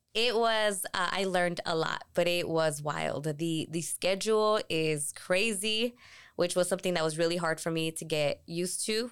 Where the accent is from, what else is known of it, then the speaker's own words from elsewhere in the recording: Tucson, Arizona, United States; I'm from Tucson, born and raised